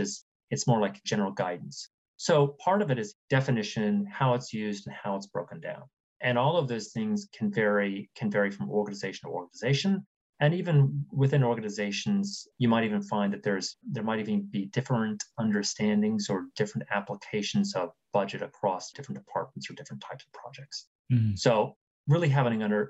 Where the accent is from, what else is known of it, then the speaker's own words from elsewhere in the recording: Columbus, Ohio, United States; moved away; also born or lived in New York; I moved back to Columbus, Ohio, which is where my mom lives and which is where I grew up from